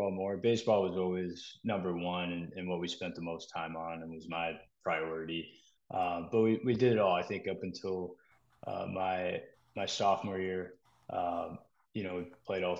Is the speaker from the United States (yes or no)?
yes; Texas, United States; moved away as an adult; growing up in Texas